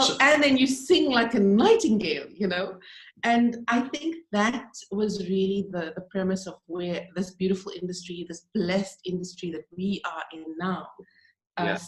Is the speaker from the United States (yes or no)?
no; South Africa; now in Dubai, United Arab Emirates; We're not Pakistani, we're not Indian. We're South African